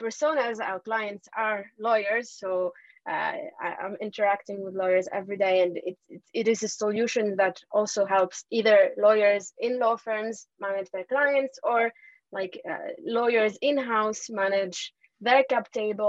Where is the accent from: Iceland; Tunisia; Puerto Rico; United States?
Tunisia; moved away as an adult; also born or lived in Paris, France; now in France; I'm actually from Tunisia. I grew up in Tunisia and I came to France when I was 18 years old